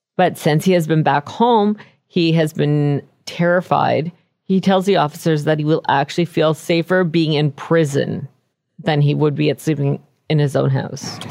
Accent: Canada; as a Canadian

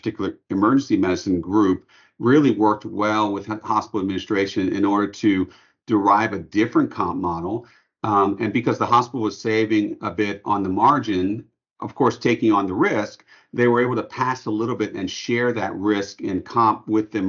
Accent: New Orleans, Louisiana, United States; we're from New Orleans

